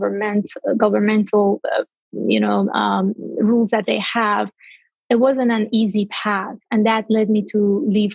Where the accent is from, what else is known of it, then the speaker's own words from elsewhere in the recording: by the Caspian Sea, northern Iran, Iran; moved away as an adult; also born or lived in India / Nepal; my hometown, which is the north part of Iran by the Caspian Sea on the beach